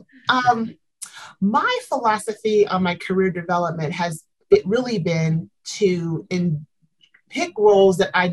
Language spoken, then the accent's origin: English; Southeast, United States; moved away as an adult; also born or lived in Tennessee / Chicago, Illinois / Orlando, Florida; I'm from the Southeast, born in Tennessee, raised in Georgia and Alabama